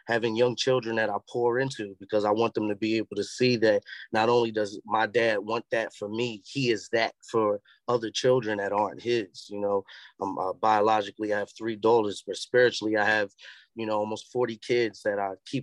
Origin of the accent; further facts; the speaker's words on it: New York City, New York, United States; moved away; also born or lived in Charlotte; I'm from the Bronx, man. I'm from an era where you walk up the block, Miss Flo can tell you what